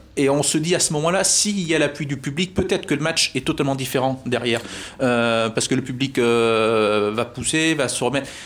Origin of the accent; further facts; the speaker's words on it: Corrèze, Nouvelle-Aquitaine, France; moved away as an adult; now in Clermont-Ferrand, France; je suis originaire de la de la Corrèze